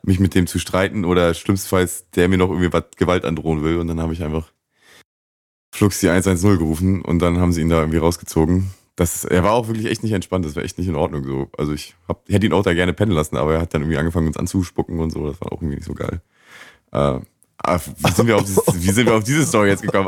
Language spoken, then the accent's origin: German; Germany; wir sind ja aus Deutschland